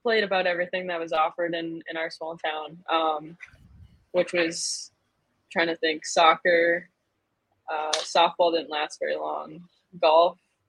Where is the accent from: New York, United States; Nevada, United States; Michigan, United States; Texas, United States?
Michigan, United States; I'm from Michigan.